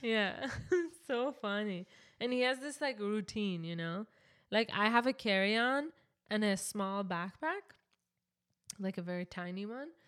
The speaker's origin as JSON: {"language": "English", "country": "Canada", "said": "we're from Canada"}